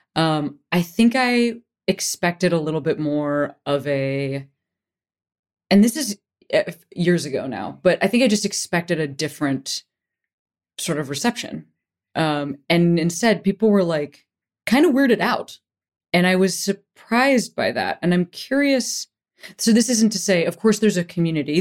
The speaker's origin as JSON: {"language": "English", "town": "Chicago", "region": "Illinois", "country": "United States", "tie": "born or raised there", "also_born_or_lived": "Boston", "moved": "as an adult", "lives_now": "California, United States", "said": "I grew up in Chicago"}